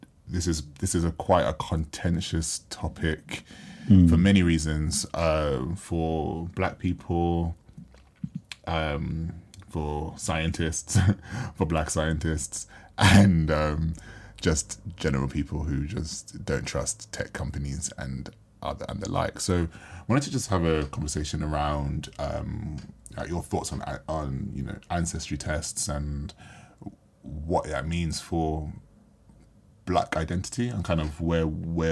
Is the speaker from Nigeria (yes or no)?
no; Jamaica; being from Jamaica